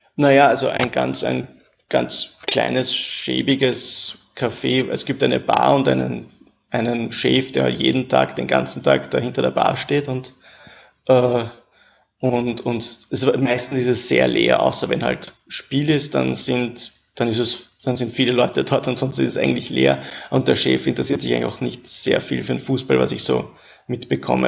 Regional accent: Vienna, Austria; also born or lived in Paris; ich wohne in Wien

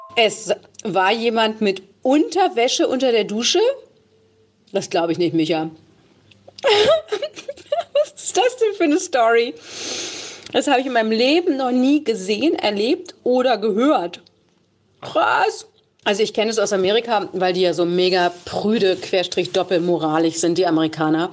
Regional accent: the West, West Germany, Germany; ich komme ja auch aus dem Westen

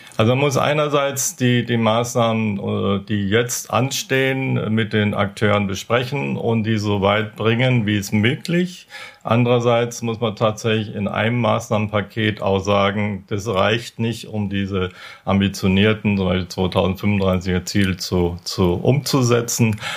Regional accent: Bavaria, Germany; moved away; ich komme ja aus, aus Bayern

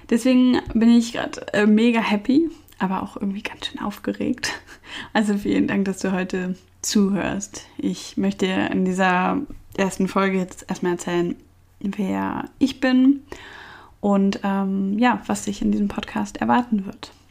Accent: Cologne, North Rhine-Westphalia, Germany; born there; Ich bin in Köln geboren

